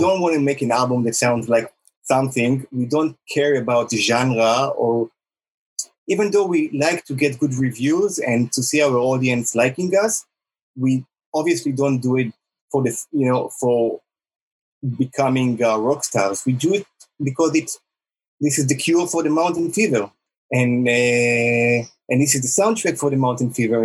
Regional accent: Israel; also born or lived in United States; we are all from Israel

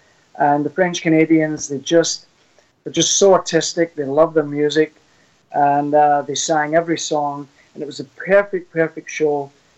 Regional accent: about 9 miles outside of Glasgow, Scotland, United Kingdom; moved away; I'm actually from Scotland

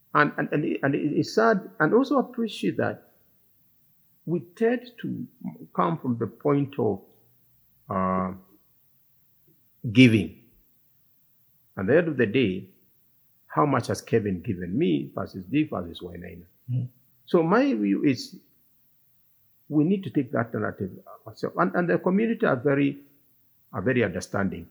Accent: Kiambu County, Kenya; I come from Kiambu

